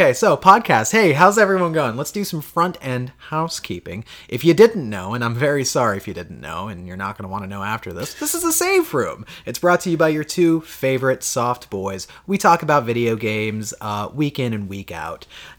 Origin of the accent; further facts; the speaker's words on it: Florida, United States; now in Washington, United States; We moved from the East Coast, where we come from Florida. We moved to Washington, West Coast, if you're unaware of maps.